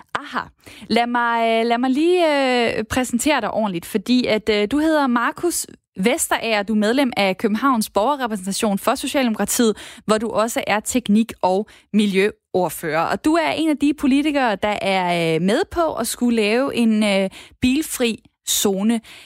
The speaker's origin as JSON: {"language": "Danish", "town": "Esbjerg", "region": "Southern Denmark", "country": "Denmark", "said": "Jeg er jo fra Esbjerg"}